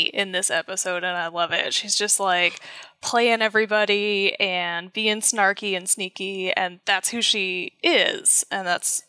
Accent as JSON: {"language": "English", "region": "Northeast", "country": "United States", "said": "As a Northeasterner"}